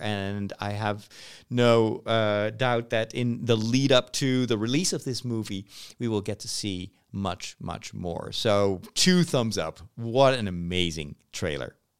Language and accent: English; Netherlands; in my country